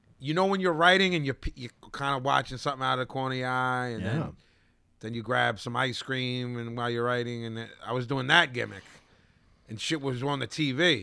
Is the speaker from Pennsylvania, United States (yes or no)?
yes; Philadelphia, Pennsylvania, United States; we're from Philly